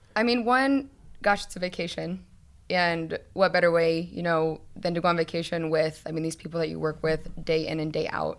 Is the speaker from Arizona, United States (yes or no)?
yes; Arizona, United States; I grew up in Arizona